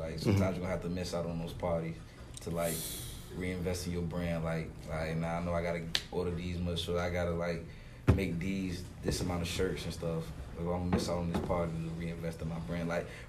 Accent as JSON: {"language": "English", "town": "Portsmouth", "country": "United States", "tie": "born or raised there", "said": "growing up in Portsmouth, man, we don't really have much."}